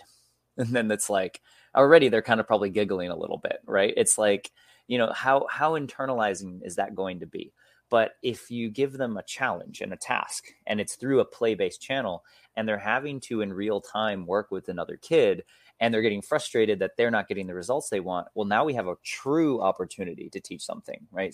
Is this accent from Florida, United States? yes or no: no; Michigan, United States; also born or lived in Mexico; now in Seattle, United States; I grew up in Michigan. I live now in Seattle, Washington